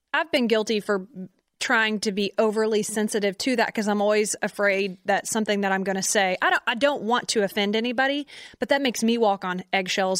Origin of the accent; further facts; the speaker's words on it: Conroe, Texas, United States; we're from Conroe